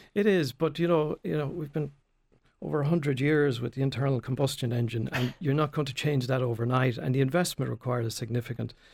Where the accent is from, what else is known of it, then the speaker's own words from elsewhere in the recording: Tramore, Munster, Ireland; I was born in Tremor, uh, went off to University of Limerick